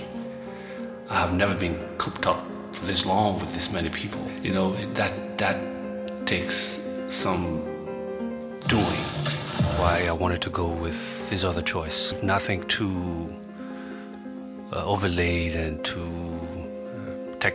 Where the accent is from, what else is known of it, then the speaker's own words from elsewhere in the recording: Benin City, Edo, Nigeria; the people that I grew up with in Benin City in Nigeria